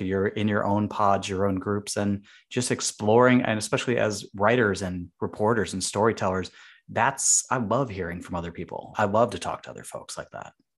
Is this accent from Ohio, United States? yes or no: no; Chicago, Illinois, United States; now in Boston, United States; I'm from Chicago, and even though it is a very big city